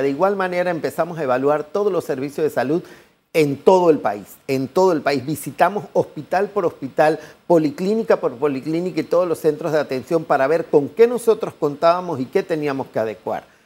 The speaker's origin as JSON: {"language": "Spanish", "country": "Panama", "said": "somos panameños"}